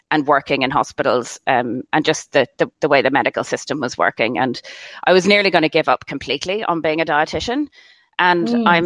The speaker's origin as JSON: {"language": "English", "country": "Ireland", "moved": "yes", "said": "I'm from Ireland originally, if you didn't guess by my accent"}